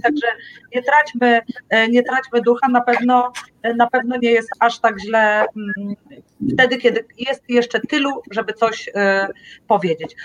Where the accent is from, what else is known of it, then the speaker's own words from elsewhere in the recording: Tricity, Pomeranian Voivodeship, Poland; Ja jestem z Trójmiasta